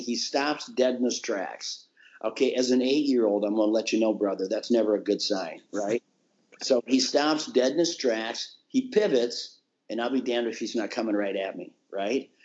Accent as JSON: {"language": "English", "region": "Minnesota", "country": "United States", "tie": "born or raised there"}